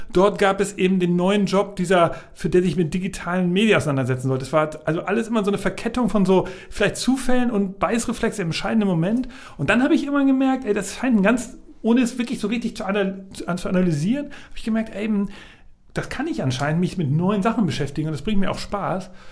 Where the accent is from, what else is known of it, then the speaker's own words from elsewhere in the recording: Hamburg, Germany; ich bin in Hamburg aufgewachsen, genau, ich komme aus Hamburg, also in Hamburg-Altona geboren.